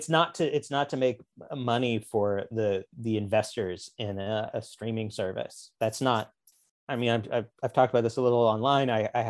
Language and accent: English; the Ozarks, United States; Which I was never myself a redneck criminal, but I grew up in the Ozarks.